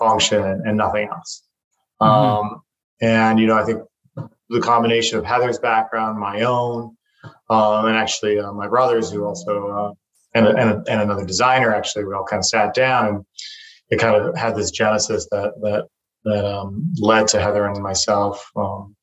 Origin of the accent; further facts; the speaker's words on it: Taiwan; moved away; also born or lived in United States / China; I was born and raised in Taiwan